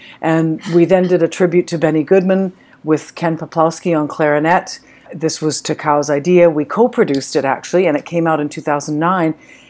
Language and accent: English; Canada; Now, being Canadian, French is our second language, so it's offered in school